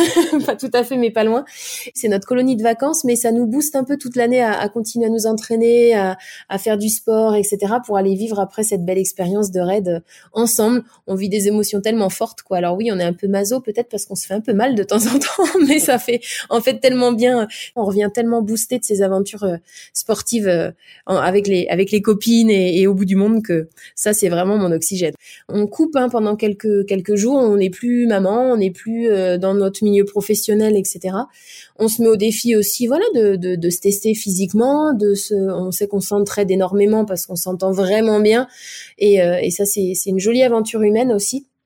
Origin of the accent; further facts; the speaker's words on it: Nantes, Pays de la Loire, France; also born or lived in Vendée; Je suis née à Nantes, Nantes même, à quelques kilomètres, à quelques mètres, on va dire même, du stade de la Beaujoire